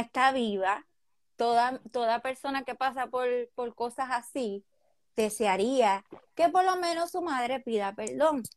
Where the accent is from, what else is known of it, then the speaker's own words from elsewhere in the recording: Corozal, Puerto Rico; yo nací en Puerto Rico, obviamente, eh, yo soy de Corozal, de Palmarito.